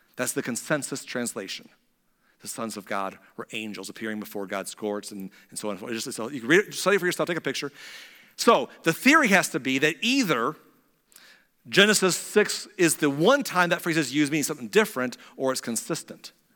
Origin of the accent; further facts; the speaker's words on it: United States; As American Christians